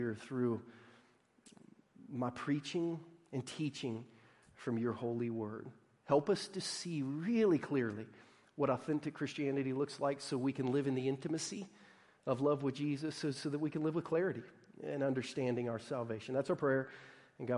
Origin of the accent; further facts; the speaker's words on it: Southern Ohio, United States; a Midwestern kid growing up in Southern Ohio